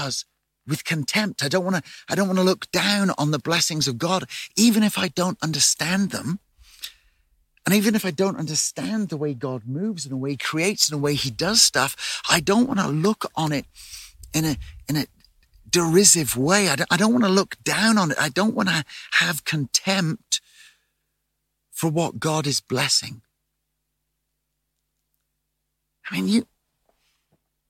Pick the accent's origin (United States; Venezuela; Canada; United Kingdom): United Kingdom; England; I'm English, so I come from the land of drizzle